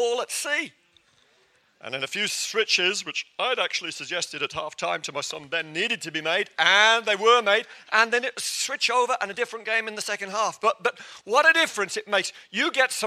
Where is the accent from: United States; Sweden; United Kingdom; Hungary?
United Kingdom; England; I'm English